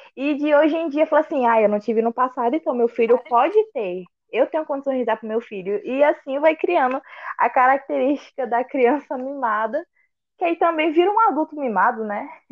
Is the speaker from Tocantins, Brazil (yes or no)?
yes; Araguaína, Tocantins, Brazil; sou de Araguaína, Tocantins